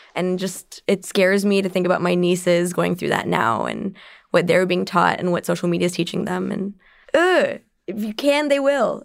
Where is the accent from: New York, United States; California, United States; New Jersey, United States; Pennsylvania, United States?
California, United States; San Jose; I'm from Silicon Valley. I'm a San Jose native from before it was called Silicon Valley